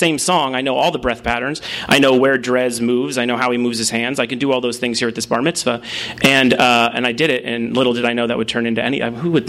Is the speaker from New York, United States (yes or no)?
no; Los Angeles, California, United States; When I was growing up in Woodland Hills